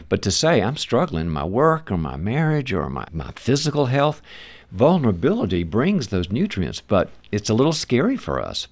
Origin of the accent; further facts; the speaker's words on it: the South, United States; moved away; I'm originally from the South